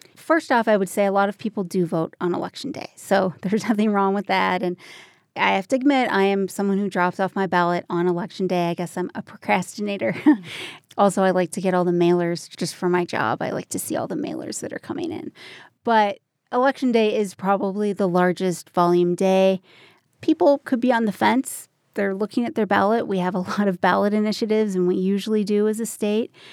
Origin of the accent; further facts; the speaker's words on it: Minnesota, United States; now in Colorado, United States; It's my home state, the, the great northern state. It's Minnesota